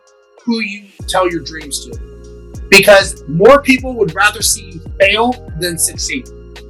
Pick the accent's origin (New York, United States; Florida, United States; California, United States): California, United States; Los Angeles; I grew up in LA. I grew up in East Los Angeles, which at the time was not a good area.